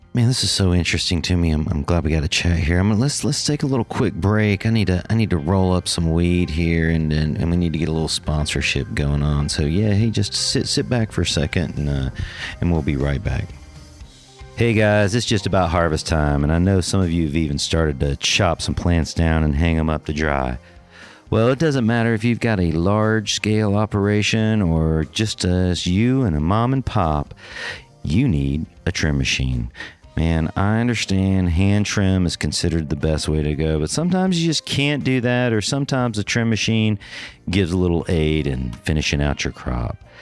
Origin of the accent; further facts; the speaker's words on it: Northern California, United States; also born or lived in Georgia; I grew up mostly in Northern California